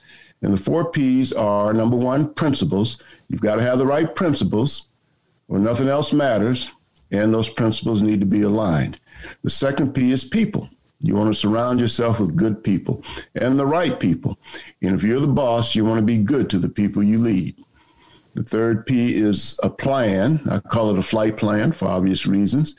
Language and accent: English; South Carolina, United States; I grew up in South Carolina back in the days of segregation